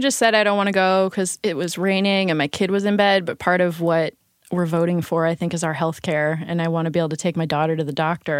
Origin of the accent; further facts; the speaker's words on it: Colorado, United States; I'm from Colorado.